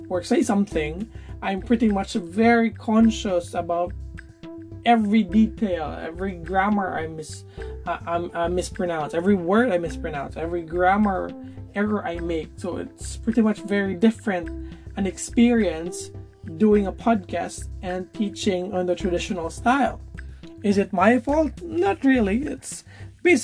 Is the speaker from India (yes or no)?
no; Philippines; I am a Filipino and I'm partly experiencing Filipino culture